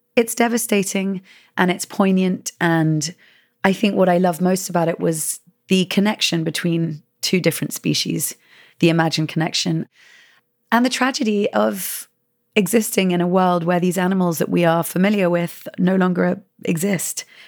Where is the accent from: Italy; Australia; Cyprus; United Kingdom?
United Kingdom; England; moved away as an adult; now in United States; I am from England and living in America for the past seven years